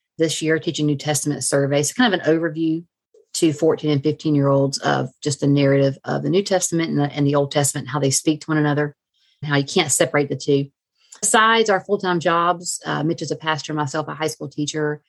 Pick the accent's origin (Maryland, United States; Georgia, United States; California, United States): Georgia, United States; South; moved away as an adult; also born or lived in Alabama; now in Columbus, United States; I'm from South Georgia, right above the Florida line